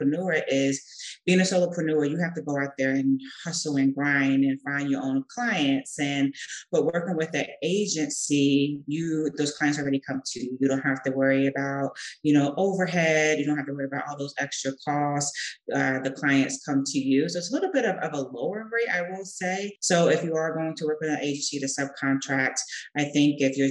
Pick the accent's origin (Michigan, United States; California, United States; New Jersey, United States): New Jersey, United States; the Jersey Shore; moved away as an adult; now in Madrid, Spain; I am from New Jersey, the Jersey Shore, to be precise